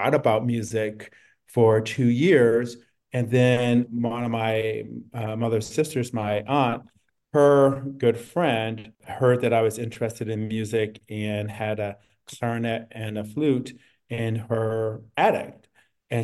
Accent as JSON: {"language": "English", "town": "East Orange", "region": "New Jersey", "country": "United States", "tie": "born or raised there", "said": "I grew up in New Jersey, and I was living in a city, East Orange, outside of Newark"}